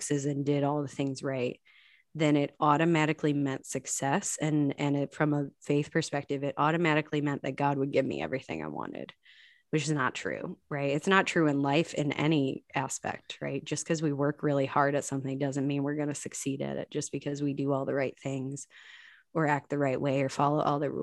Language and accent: English; Chicago, Illinois, United States; now in Indianapolis, United States; I grew up in Chicago in the 90s